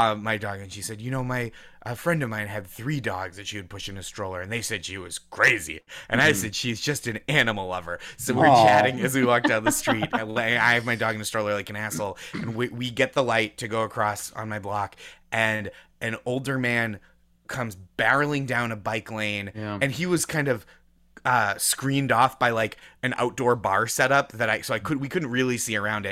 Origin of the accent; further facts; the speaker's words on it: Boston, Massachusetts, United States; moved away as an adult; now in New York, United States; I'm from Massachusetts. Yeah, I grew up around Boston.